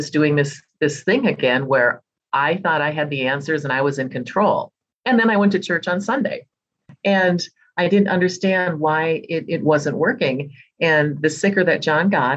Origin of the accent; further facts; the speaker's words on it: Minnesota, United States; I was born and raised right here in Minnesota